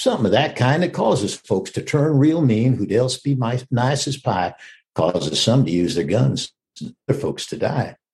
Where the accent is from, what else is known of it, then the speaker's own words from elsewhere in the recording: Texas, United States; I was raised in Texas, and I've always been a Westerner